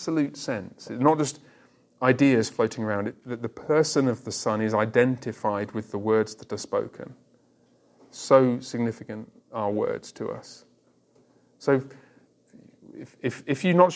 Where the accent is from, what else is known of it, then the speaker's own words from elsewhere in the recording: England, United Kingdom; I remember the first time I was away from England for any extended period of time, I was about 20